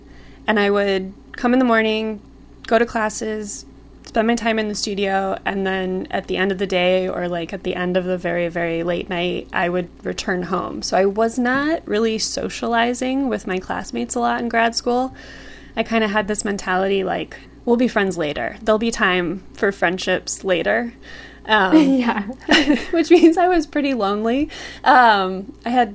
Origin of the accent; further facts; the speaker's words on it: Pasadena, California, United States; moved away as an adult; also born or lived in Brooklyn, New York; now in San Francisco, United States; I grew up in Altadena and Pasadena down in Los Angeles, California